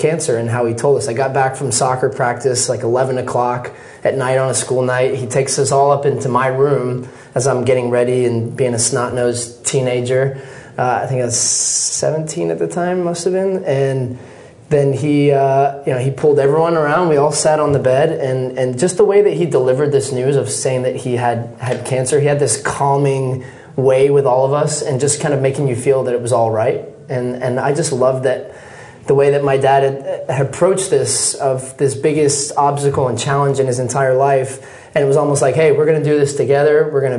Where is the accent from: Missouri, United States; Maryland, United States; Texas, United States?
Texas, United States; also born or lived in Scotland, United Kingdom; When I was born in Scotland, my dad would be going to work 8-9 hours a day at least, just to give his family a better life. They made a big decision, took my wife, my mom, and the kids, and we moved to Texas.